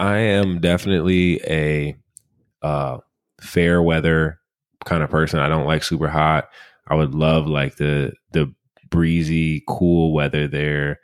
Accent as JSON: {"language": "English", "region": "Michigan", "country": "United States", "tie": "born or raised there", "said": "our home state of Michigan"}